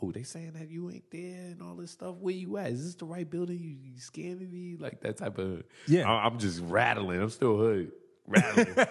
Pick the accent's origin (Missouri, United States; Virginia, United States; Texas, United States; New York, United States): New York, United States; New York City; Born and raised in Brooklyn.